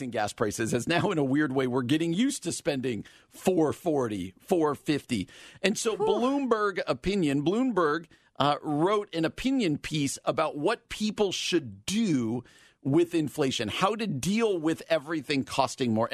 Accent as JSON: {"language": "English", "region": "New Jersey", "country": "United States", "tie": "born or raised there", "said": "from my home state of New Jersey"}